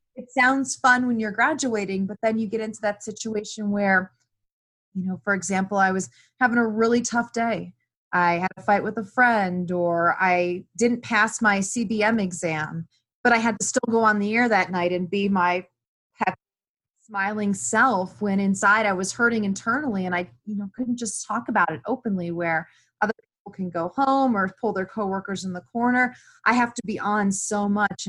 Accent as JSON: {"language": "English", "town": "Cleveland", "region": "Ohio", "country": "United States", "tie": "born or raised there", "moved": "as an adult", "said": "I grew up in Cleveland and I never had left Cleveland."}